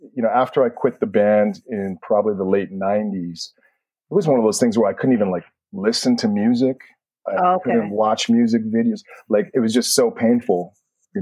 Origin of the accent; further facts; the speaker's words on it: Edmonton, Alberta, Canada; moved away as an adult; now in New York, United States; growing up in Canada. The fact that I was in Edmonton, Canada, it was really long winters